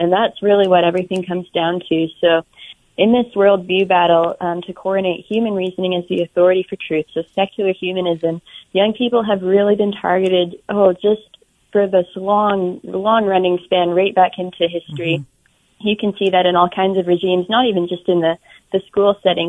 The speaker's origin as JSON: {"language": "English", "region": "Alberta", "country": "Canada", "tie": "born or raised there", "said": "in Alberta where I grew up. I'm Canadian."}